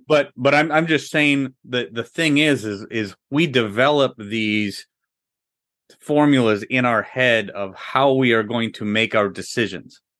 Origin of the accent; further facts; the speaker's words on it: Midwest, United States; also born or lived in Orlando, Florida; we're from the Midwest